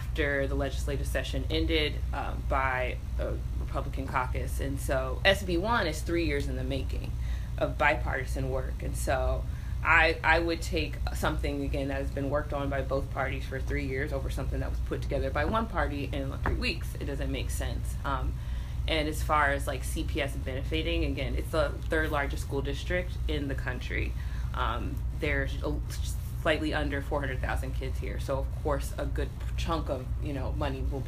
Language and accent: English; California, United States; now in Illinois, United States; I'm from California